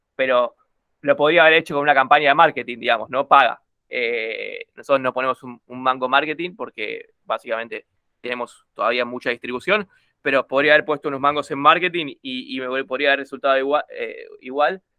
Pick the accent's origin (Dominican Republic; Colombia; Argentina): Argentina; Corrientes; yo soy de Corrientes, así que era de Corrientes.